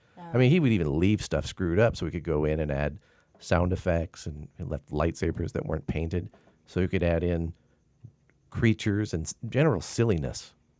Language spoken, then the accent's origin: English; Canton, Illinois, United States; moved away; but I came from Canton, Illinois.